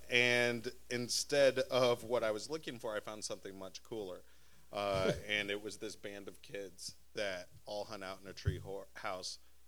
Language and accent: English; Anchorage, Alaska, United States; I grew up in Anchorage, Alaska. The winters are really cold and the days are super short and there's not much to do.